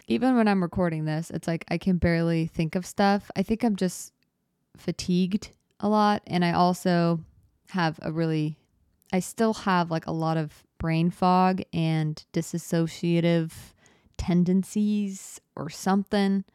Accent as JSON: {"language": "English", "region": "Arizona", "country": "United States", "tie": "born or raised there", "moved": "yes", "said": "I grew up in Arizona"}